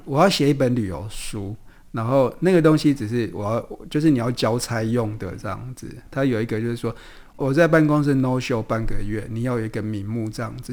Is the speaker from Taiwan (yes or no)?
yes; southern Taiwan, Taiwan; 在南部长大嘛，那种邻里关系，其实是比较亲密